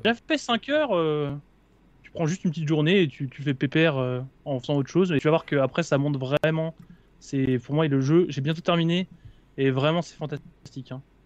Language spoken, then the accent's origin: French; Houilles, Île-de-France, France; moved away as an adult; also born or lived in Nantes; je suis, de Houille. Là je pars à Nantes travailler, mais jusqu'à oh. présent j'étais de Houille.